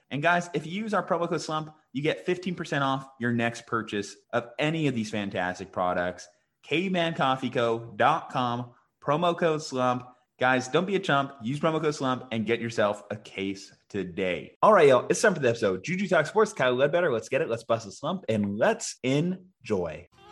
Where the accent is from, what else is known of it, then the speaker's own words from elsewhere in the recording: New Mexico, United States; in New Mexico, my home state